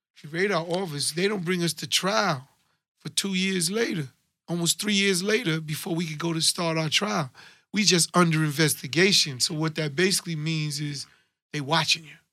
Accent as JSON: {"language": "English", "town": "New York City", "region": "New York", "country": "United States", "said": "I'm from Hollis, Queens"}